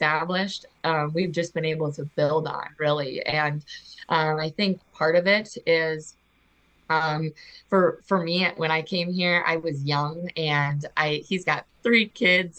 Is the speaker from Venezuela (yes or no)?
no; Aberdeen, South Dakota, United States; I grew up in Aberdeen. I was I graduated from Aberdeen Central in 2016